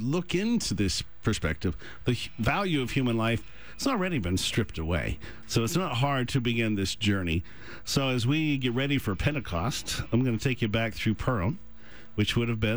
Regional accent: United States; Growing up in America

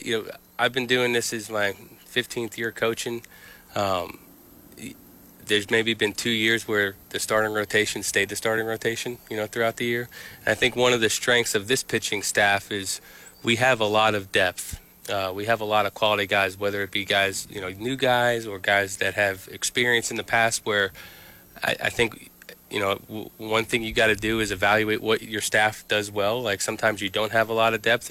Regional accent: New York, United States; I grew up right outside New York City

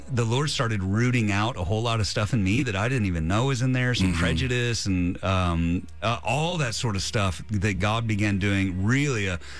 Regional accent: the South, United States; I grew up in the South, Presbyterian. I mean, 99.9% white in every single congregation I'd ever been in.

